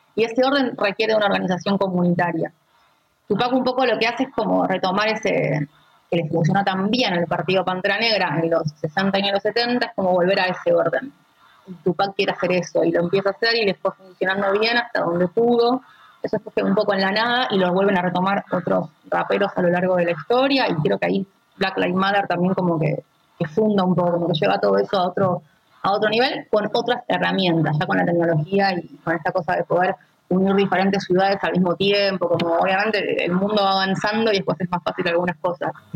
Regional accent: Argentina; sobre todo como argentinos

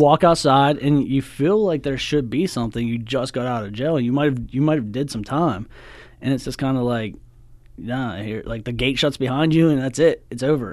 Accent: Cresson, Pennsylvania, United States; I'm from Crescent. I graduated from Penn Cambry in two thousand six

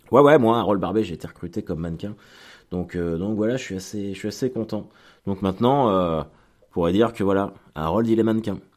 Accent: Caen, Normandy, France; parce que on est de Caen, mais on est exactement du même village, à 5 minutes de Caen.

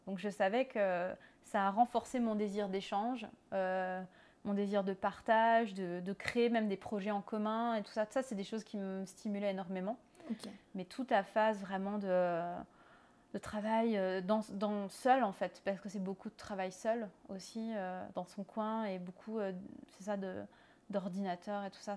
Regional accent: France; accent: French; moved away as an adult; also born or lived in Nancy, France; now in Montreal, Canada; Je suis française comme mon accent l'indique. je vis à Montréal

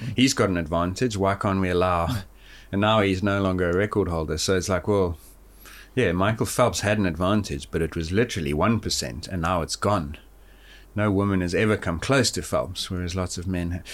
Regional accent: Johannesburg, Gauteng, South Africa; moved away; I grew up in Johannesburg, which is at sixteen hundred

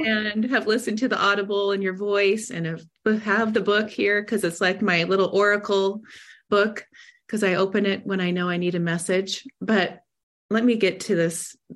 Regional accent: Seattle, Washington, United States; also born or lived in Montana; now in Del Mar, United States; I grew up in Seattle

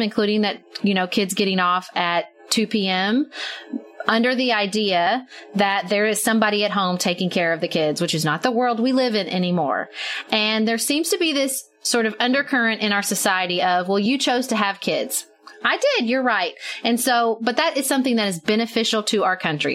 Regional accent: United States; I'm an American

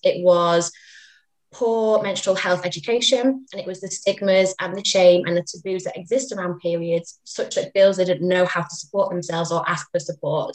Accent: Manchester, North West England, United Kingdom; I am from Manchester.

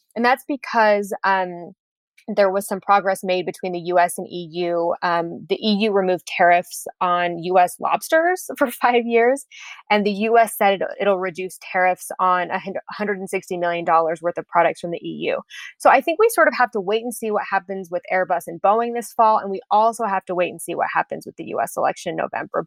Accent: United States; moved away as an adult; also born or lived in Berlin, Germany; as an American citizen

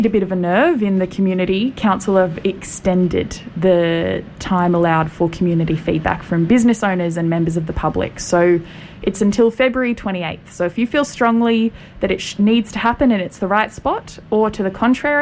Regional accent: Canberra, Australian Capital Territory, Australia; now in Goulburn Valley, Australia; I'm not from these parts. I'm from Canberra

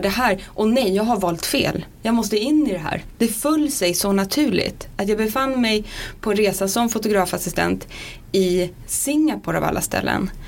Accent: Sundsvall, Västernorrland County, Sweden; Jag är från Sundsvall. Mm. Där hade vi Åhléns. Där hängde jag runt om diskarna

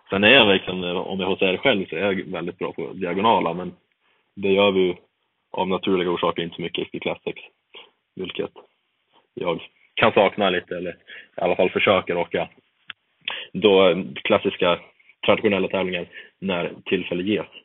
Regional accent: Eksjö, Jönköping County, Sweden; now in Östersund, Sweden; vi har haft läger nere hemma i Eksjö får jag väl lov att säga

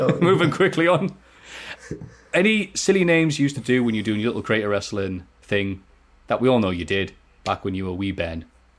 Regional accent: Turkey; I'm from Turkey, too. And there's really no one to talk wrestling around here.

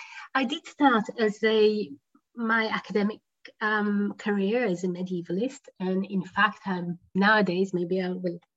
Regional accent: Jerusalem, Jerusalem District, Israel; We lived in Jerusalem. I grew up in West Jerusalem

